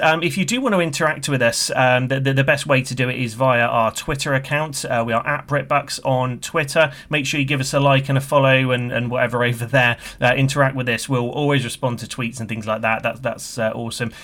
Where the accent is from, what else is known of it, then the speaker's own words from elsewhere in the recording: United Kingdom; you can tell by my accent. from the U K.